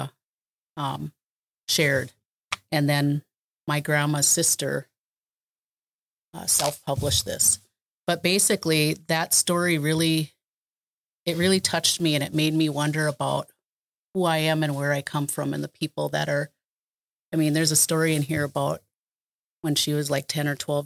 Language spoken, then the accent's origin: English; Pejuhutazizi, Minnesota, United States; I'm Dakota and I come from the place where they dig the yellow medicine